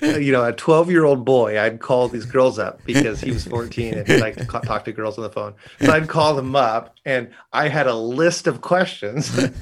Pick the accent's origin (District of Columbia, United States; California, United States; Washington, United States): Washington, United States; Seattle; So I was from Seattle.